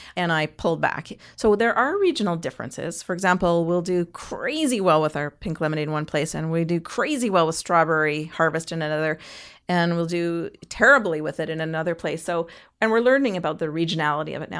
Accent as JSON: {"language": "English", "country": "Canada"}